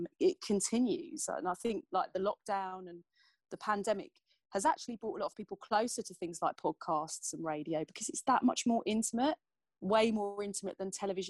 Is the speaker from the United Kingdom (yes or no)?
yes; Essex, East of England, United Kingdom; I'm fiercely passionate about Essex because it's where I'm from. It's where I live now.